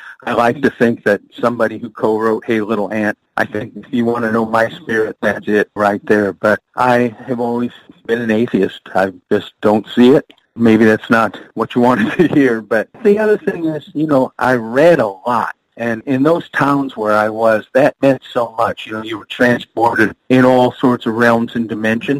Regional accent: Indiana, United States; also born or lived in South Bend, Indiana / Speedway, Indiana / Angola, Indiana; I grew up in Indiana, town of Speedway, the town of Angola, Indiana. I was born in South Bend

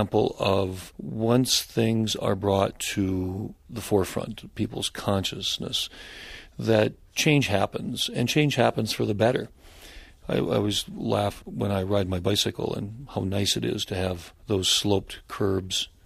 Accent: North Dakota, United States; my home state of North Dakota

